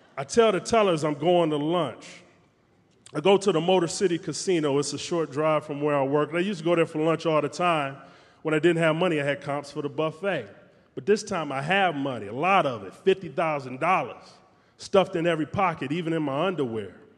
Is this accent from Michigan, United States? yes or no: yes; Detroit, Michigan, United States; We would flip quarters at the lunch table in high school in Detroit